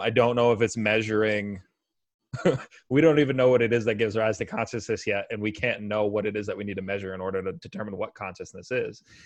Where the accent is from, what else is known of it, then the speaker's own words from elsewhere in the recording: United States; I'm an American